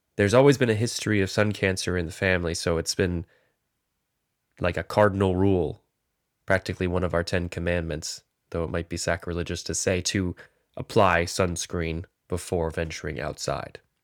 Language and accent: English; North Carolina, United States; I grew up in North Carolina